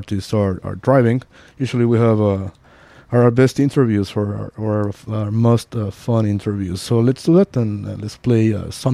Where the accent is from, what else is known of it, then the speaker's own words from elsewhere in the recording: Mexico City, Mexico; now in San Francisco, United States; I'm from Mexico City